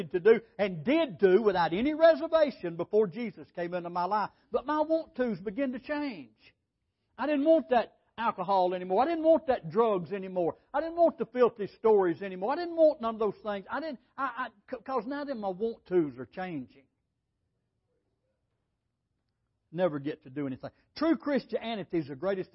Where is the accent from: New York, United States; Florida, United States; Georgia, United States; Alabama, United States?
Alabama, United States; Holly Pond; also born or lived in California; I was saved in California and I came back to Alabama down at Holly Pond, Alabama.